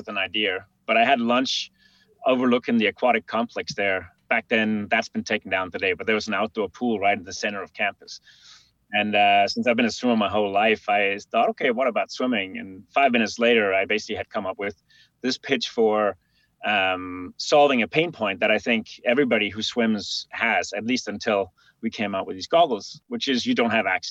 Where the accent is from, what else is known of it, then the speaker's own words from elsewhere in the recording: Denmark; a river crossing in my hometown in Denmark